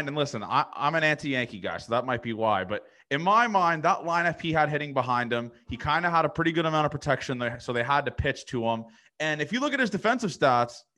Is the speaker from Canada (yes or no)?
yes; Toronto, Ontario, Canada; I'm from Toronto.